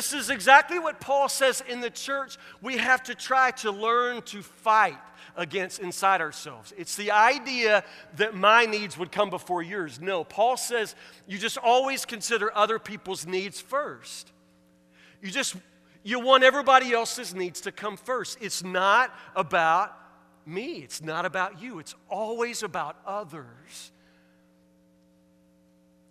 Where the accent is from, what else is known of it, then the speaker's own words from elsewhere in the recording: Woodburn, United States; I'm from Woodburn, and this is how a Woodburn person talks right here.